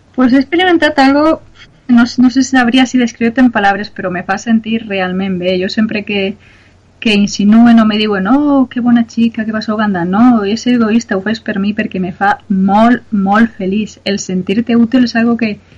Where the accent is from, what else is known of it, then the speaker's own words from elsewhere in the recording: Onda, Valencian Community, Spain; jo sempre havia fet voluntariat en el meu poble, en Onda